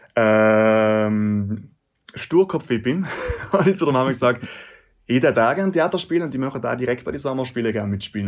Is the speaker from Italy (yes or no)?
yes; South Tyrol, Trentino-Alto Adige, Italy; bei uns daheim in Südtirol